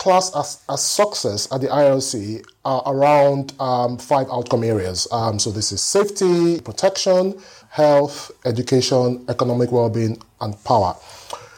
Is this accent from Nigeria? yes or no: yes; Nigeria; moved away as an adult; also born or lived in Kaduna, Nigeria; now in London, United Kingdom; I moved here when I was 28 years old, so my formative years, you know, was in Nigeria.